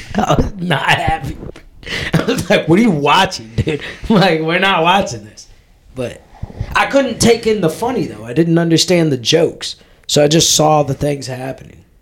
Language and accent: English; United States